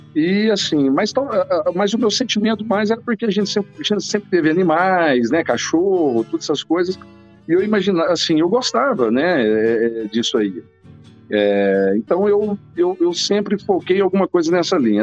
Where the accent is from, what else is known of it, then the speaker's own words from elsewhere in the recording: near Rio Verde, Goiás, Brazil; é aqui perto de Rio Verde. Então, na verdade, foi o lugar onde eu fui criada a infância inteira